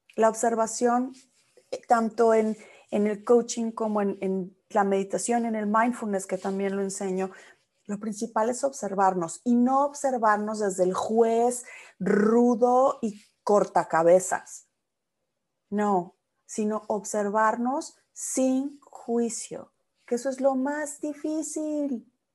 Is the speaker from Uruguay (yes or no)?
no; Mexico; now in United States; como los mexicanos decimos